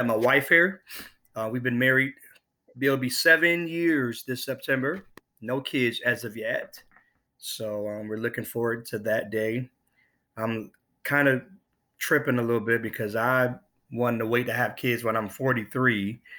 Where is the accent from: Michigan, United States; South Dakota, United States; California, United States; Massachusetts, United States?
South Dakota, United States; Sioux Falls; born there; also born or lived in Buffalo; now in Nashville, United States; And I am originally from, I was born in Sioux Falls, South Dakota.